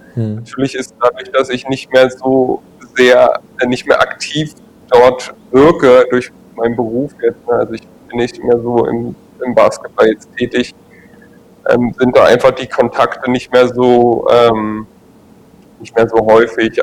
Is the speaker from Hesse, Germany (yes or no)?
no; Berlin, Germany; moved away; also born or lived in Trier; ich komme jetzt ja aus Berlin und bin kenne die kenne schon die Großstadt gut